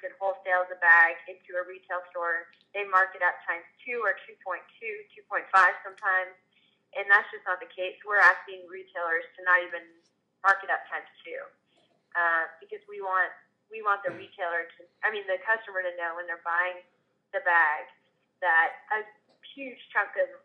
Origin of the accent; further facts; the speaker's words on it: Texas, United States; growing up in Texas